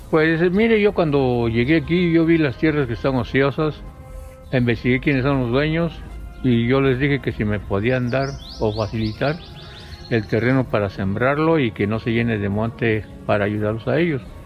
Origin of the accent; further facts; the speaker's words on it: Sierra Sur, Oaxaca, Mexico; now in Oaxaca, Mexico; yo en mi pueblo, desde muy pequeño, a la edad de 7, 8 años, ya trabajaba en la tierra.